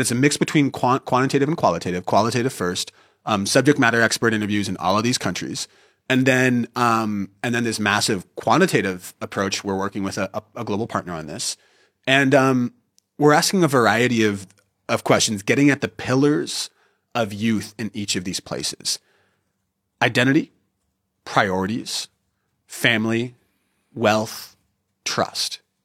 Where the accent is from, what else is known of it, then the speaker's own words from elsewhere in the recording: Northern California, United States; moved away as an adult; I was born in 1990 in Northern California